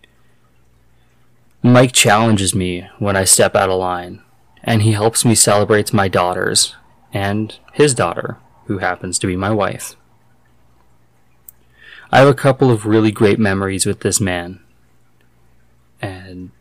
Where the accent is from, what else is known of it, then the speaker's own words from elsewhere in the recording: Nobleford, Alberta, Canada; moved away; my hometown is this tiny little town. It's called Nobleford back in southern Alberta